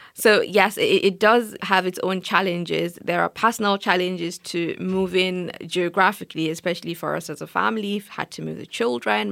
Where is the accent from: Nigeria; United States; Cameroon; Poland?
Nigeria; moved away as an adult; now in United Kingdom; as an African, especially as a Nigerian